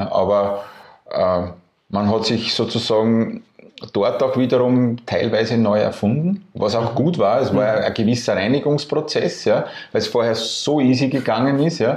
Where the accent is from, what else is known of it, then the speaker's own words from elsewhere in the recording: Burgenland, Austria; die Entscheidung relativ nahe gelegen, als Burgenländer im Burgenland äh, Festivalgelände zu suchen.